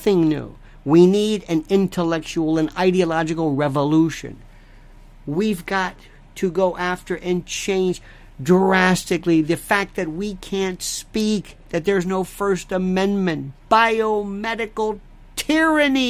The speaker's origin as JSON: {"language": "English", "country": "United States", "said": "I'm an American"}